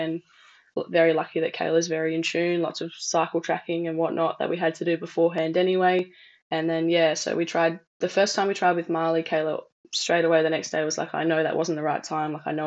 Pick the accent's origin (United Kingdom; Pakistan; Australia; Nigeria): Australia; Perth, Western Australia; I'm from Perth in Western Australia.